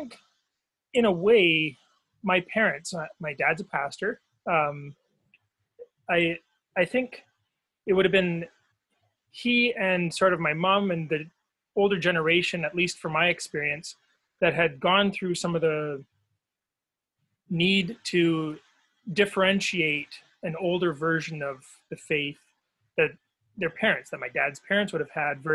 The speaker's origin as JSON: {"language": "English", "town": "Victoria", "region": "British Columbia", "country": "Canada", "tie": "born or raised there", "moved": "yes", "said": "Well, I grew up in BC on Vancouver Island."}